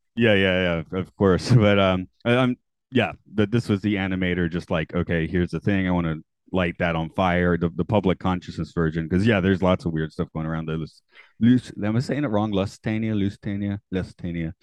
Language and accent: English; Atlanta, Georgia, United States; I'm from Atlanta